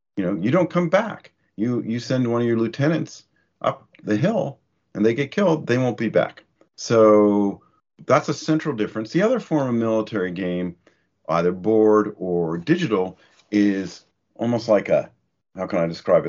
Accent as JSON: {"language": "English", "area": "the American South", "region": "Southern United States", "country": "United States", "moved": "yes", "lives_now": "United Kingdom", "said": "I'm Southern background, so it's hard as a Southerner not to be interested in military"}